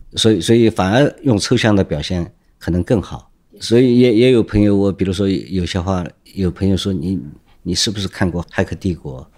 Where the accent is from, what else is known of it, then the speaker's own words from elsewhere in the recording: Shanghai, China; 我是上海人，出生在这里，啊，生活在这里，所以对上海很，道路很熟悉